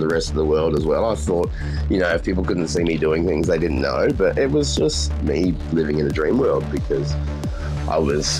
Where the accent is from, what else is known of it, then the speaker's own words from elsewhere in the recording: Brisbane, Queensland, Australia; I'm from Brisbane originally, yeah.